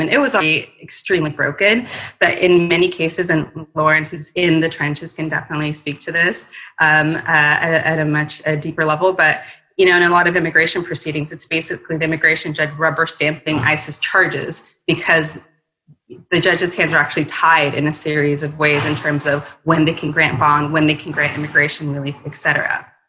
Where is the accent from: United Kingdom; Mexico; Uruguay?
Mexico; now in United States; I'm also an immigrant myself. I was born in Mexico.